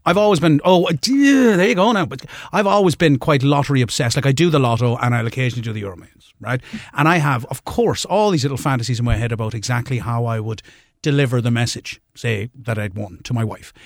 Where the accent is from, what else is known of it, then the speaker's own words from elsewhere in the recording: Limerick, Munster, Ireland; moved away; I'm originally from Limerick